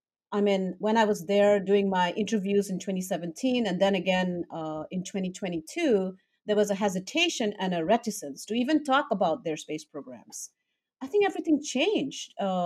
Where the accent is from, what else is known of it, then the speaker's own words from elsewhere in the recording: Northeast India, India; I come from Northeast India, which is very close to Tibet